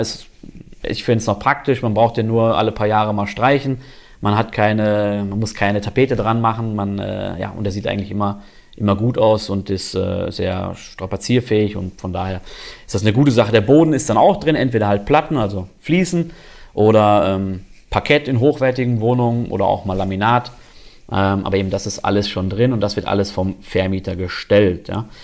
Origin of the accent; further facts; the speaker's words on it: North Rhine-Westphalia, Germany; now in Konstanz, Germany; ich war vorher bei einem Steuerberater in meiner Heimat in Nordrhein-Westfalen